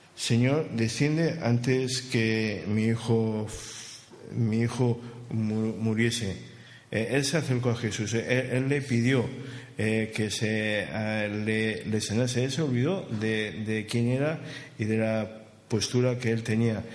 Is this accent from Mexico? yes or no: no; Alicante, Valencian Community, Spain; now in Barcelona, Spain; lo de mi tierra. Saben que por allá, por Alicante